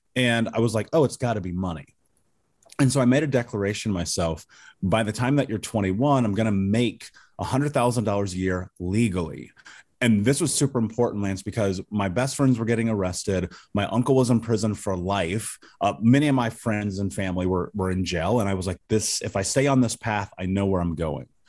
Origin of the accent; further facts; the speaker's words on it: Indianapolis, Indiana, United States; I grew up in Indianapolis